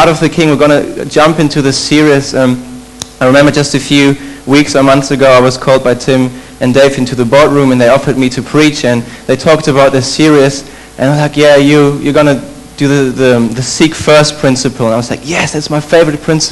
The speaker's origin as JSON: {"language": "English", "country": "Germany", "tie": "born or raised there", "moved": "as an adult", "said": "I'm from Germany. However, interesting fact, I'm actually not German. I wouldn't consider myself as German. My parents are from Poland"}